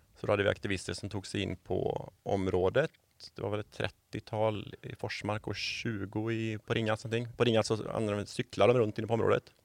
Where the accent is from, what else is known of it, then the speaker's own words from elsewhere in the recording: Borås, Västra Götaland, Sweden; moved away as an adult; now in Varberg, Sweden; jag är ju badjävel från Borås från början.